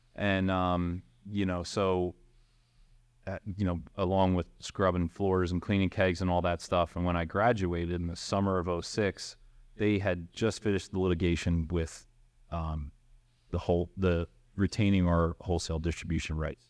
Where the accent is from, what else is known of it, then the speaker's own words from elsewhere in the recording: Philadelphia, Pennsylvania, United States; I grew up in the Northeast in Fox Chase